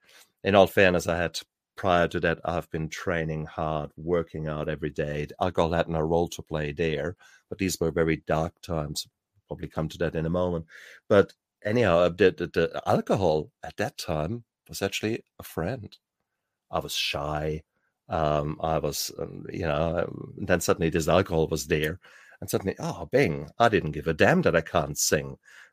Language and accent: English; Germany; I come from a time, I was born 66, and I grew up in Germany.